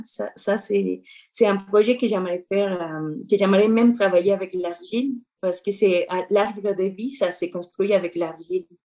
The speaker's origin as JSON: {"language": "French", "country": "Mexico", "tie": "born or raised there", "second_language": "French", "moved": "as an adult", "lives_now": "Montreal, Canada", "said": "j'ai grandi au Mexique"}